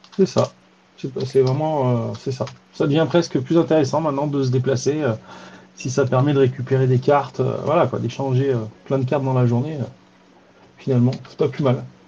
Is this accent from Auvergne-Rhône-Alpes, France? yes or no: yes; Drôme, Auvergne-Rhône-Alpes, France; chez moi dans la Drôme